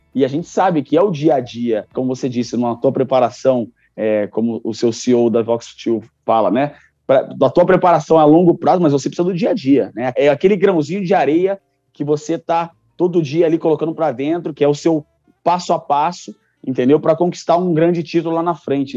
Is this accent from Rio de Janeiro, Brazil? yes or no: yes; Rio de Janeiro, Brazil; o Maracanãzinho, né, um templo do esporte, onde eu nasci, que assisti muitos jogos ali dentro do Maracanãzinho